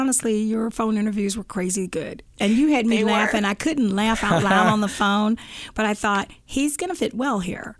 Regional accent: the South, United States; I always tell people I'm a Southerner.

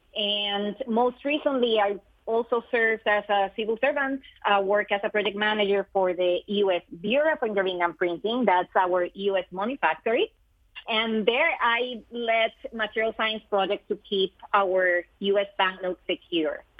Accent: Puerto Rico; moved away; I am originally from Puerto Rico, so growing up in that beautiful island

